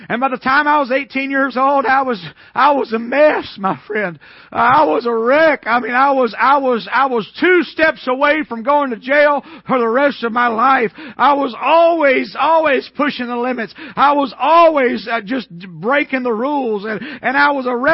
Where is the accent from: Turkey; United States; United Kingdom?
United States; Atlanta, Georgia; I was raised in Atlanta, Georgia, east of Atlanta, and I went to the public school system there all of my life